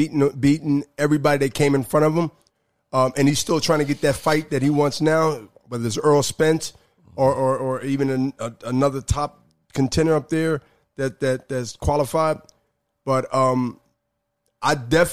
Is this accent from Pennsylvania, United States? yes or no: yes; Philadelphia, Pennsylvania, United States; I'm from Philly